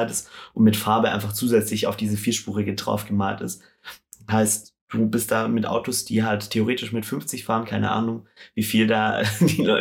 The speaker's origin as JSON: {"language": "German", "town": "Stuttgart", "region": "Baden-Württemberg", "country": "Germany", "said": "Ja, München Radwege ist auch so eine Sache. Ich komme ja aus Stuttgart"}